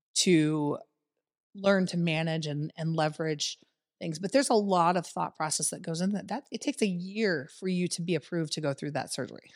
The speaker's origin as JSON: {"language": "English", "town": "Winfield", "region": "Iowa", "country": "United States", "also_born_or_lived": "Cedar Rapids, Iowa", "moved": "as an adult", "lives_now": "Des Moines, United States", "said": "I moved from Cedar Rapids or from Winfield, small town Iowa, Winfield, into Cedar Rapids"}